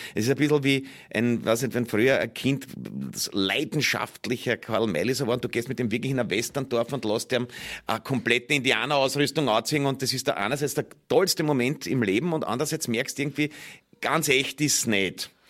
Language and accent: German; Austria; als Österreicher